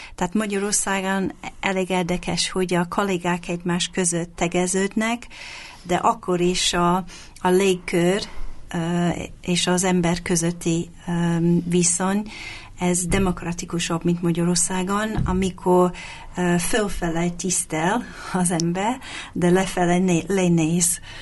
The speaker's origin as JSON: {"language": "Hungarian", "region": "England", "country": "United Kingdom", "tie": "born or raised there", "also_born_or_lived": "Hungary", "first_language": "English", "second_language": "Hungarian", "moved": "as an adult", "lives_now": "Budapest, Hungary", "said": "Angliába születtem, ide költöztem több mint 20 évvel ezelőtt"}